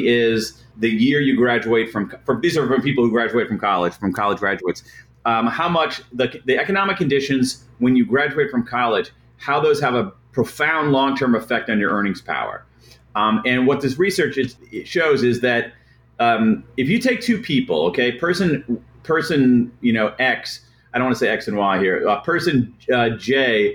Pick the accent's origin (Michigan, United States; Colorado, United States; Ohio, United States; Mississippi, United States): Ohio, United States; Central; I grew up in Central Ohio